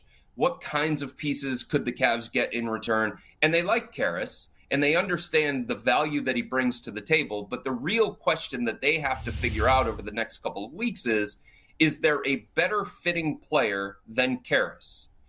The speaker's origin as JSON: {"language": "English", "town": "Cleveland", "region": "Ohio", "country": "United States", "said": "I'm from Cleveland"}